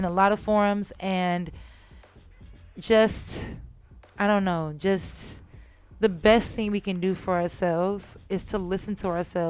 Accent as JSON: {"language": "English", "town": "San Jose", "region": "California", "country": "United States", "said": "originally from San Jose, California. So the Bay Area."}